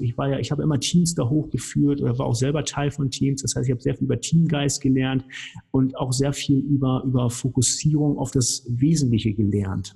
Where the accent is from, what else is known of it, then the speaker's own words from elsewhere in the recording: Hamburg, Germany; also born or lived in Cologne / Weißenburg; now in Nuremberg, Germany; ich komme aus Hamburg, haben wir ja eben schon gesagt, also vom, vom flachen Land